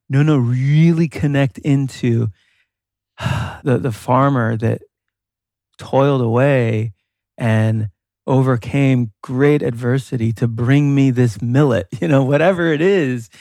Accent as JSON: {"language": "English", "region": "New York", "country": "United States", "tie": "born or raised there", "moved": "yes", "said": "growing up in New York"}